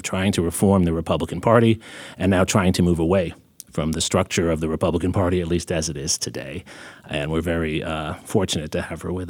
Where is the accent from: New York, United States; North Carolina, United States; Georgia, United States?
New York, United States; I remember very well growing up in New York